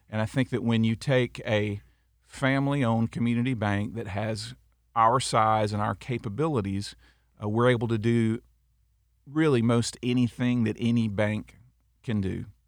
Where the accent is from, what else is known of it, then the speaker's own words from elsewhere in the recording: Auburndale, Florida, United States; also born or lived in Tennessee; I loved growing up in Auburndale